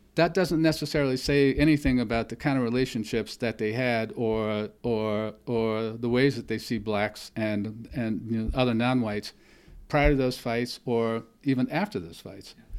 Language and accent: English; the Jim Crow South, United States; I grew up in the Jim Crow South